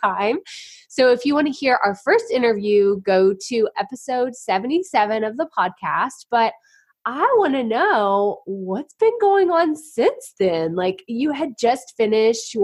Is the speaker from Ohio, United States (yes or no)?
no; Texas, United States; I'm from Texas